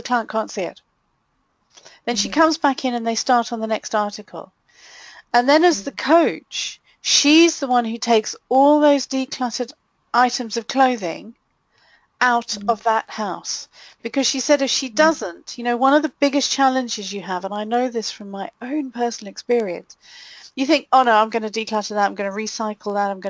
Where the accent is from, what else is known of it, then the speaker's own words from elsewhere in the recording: Malawi; now in United Kingdom; growing up in a third world country like I did, growing up in Malawi